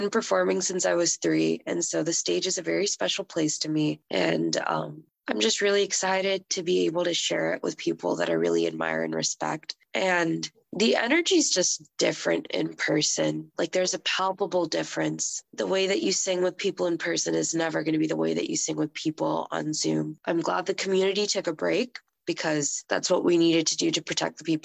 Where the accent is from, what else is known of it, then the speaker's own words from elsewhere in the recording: Houston, Texas, United States; moved away; I'm from Houston, and so my family will be there